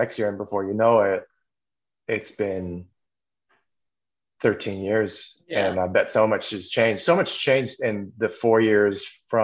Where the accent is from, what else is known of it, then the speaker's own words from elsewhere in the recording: Canada; also born or lived in Los Angeles / Bangkok; I'm also born and raised in Canada